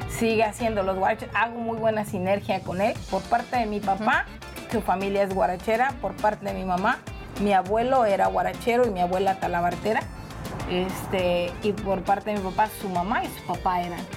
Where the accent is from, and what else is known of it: Colima, Mexico